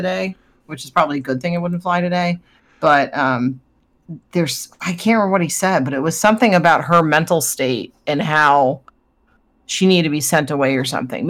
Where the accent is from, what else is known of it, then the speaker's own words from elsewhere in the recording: United States; I'm American